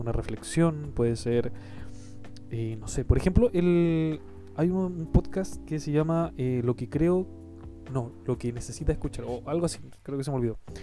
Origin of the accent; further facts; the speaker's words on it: Chile; yo soy de Chile, Chile un país muy lindo